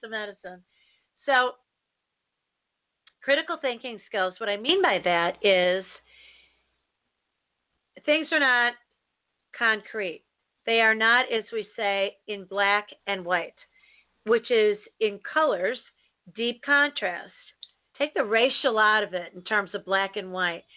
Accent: Chicago, Illinois, United States; also born or lived in St. Louis; I was born and raised in Chicago, in the city.

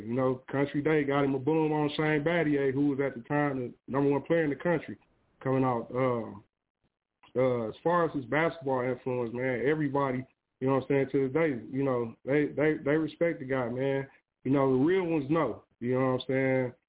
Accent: Pontiac, Michigan, United States; being a kid, you know, from the north side of Pontiac, Michigan

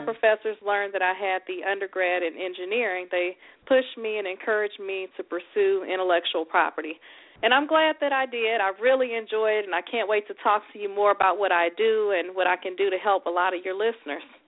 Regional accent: Houston, Texas, United States; moved away; also born or lived in Atlanta; I'm originally from Houston, Texas

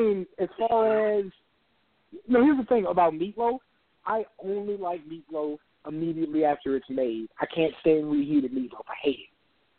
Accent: Maryland, United States; I'm from Maryland.

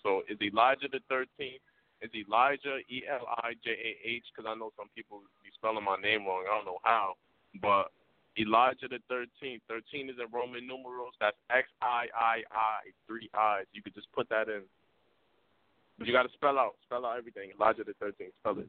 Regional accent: Arkansas, United States; And I'm from Arkansas, so I got to show Arkansas love, man.

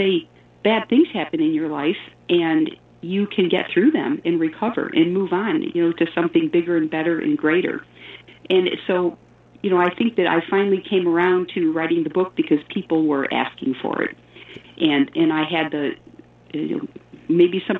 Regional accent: Elmira, New York, United States; I grew up in Elmira, New York, which is upstate New York

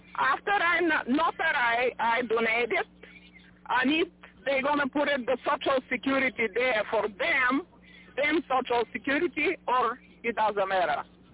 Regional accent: Bulgaria; English is a second language; now in Las Vegas, United States; No, I'm not from Russia, but I'm raised in Bulgaria.

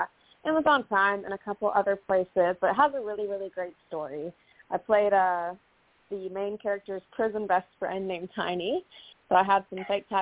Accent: Southern California, United States; I was born in Southern California

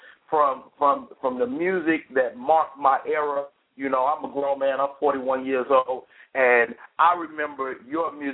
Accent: Chicago, Illinois, United States; now in Atlanta, United States; I'm from Chicago, but the Bay Area is where I grew up on stage

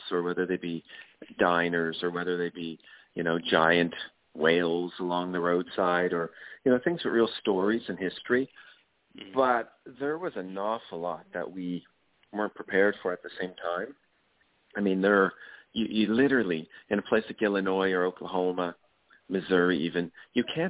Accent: Kenya; growing up in Kenya, or in Africa in general

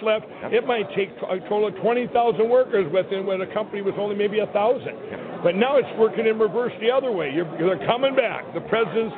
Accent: Minnesota, United States; my home state of Minnesota

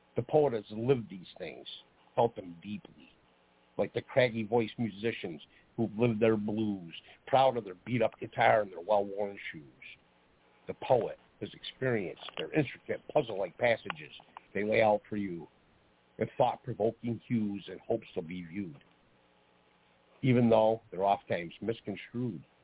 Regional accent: Geneva, New York, United States; I grew up in Geneva, New York

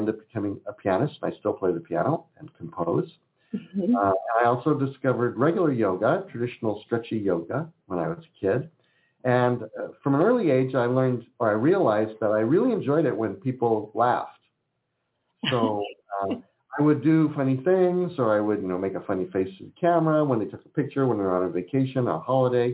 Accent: California, United States; also born or lived in Philadelphia, Pennsylvania; I'm a California boy who happened to be born in Pennsylvania

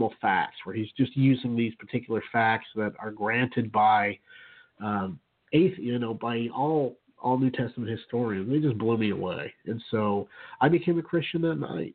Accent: Utah, United States; I grew up in Utah, and in a Mormon home until I was about 4 years old or so

